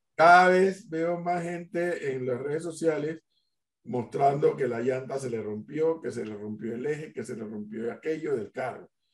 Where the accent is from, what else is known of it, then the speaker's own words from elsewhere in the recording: Panama; los panameños somos como somos